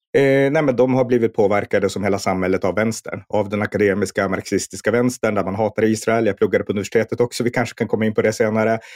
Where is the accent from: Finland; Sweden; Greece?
Sweden; Norrland; när jag växte upp här uppe i Norrland